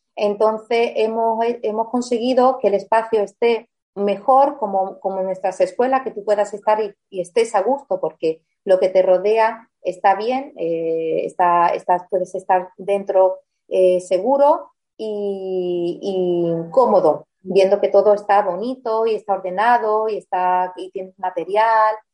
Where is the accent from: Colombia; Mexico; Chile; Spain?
Spain; also born or lived in Germany; nací en Alemania, porque mis padres mm, se fueron a trabajar al extranjero, como viene mucha gente ahora aquí a España, pues antes los españoles somos los que salíamos